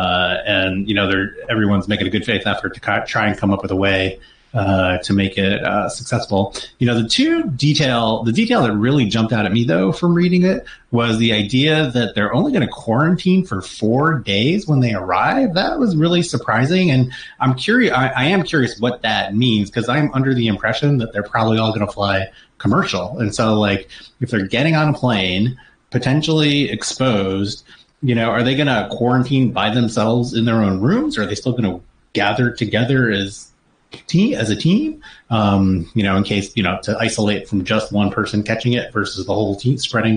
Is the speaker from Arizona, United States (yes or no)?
yes; Arizona, United States; moved away; I'm from Arizona, and so my parents still live there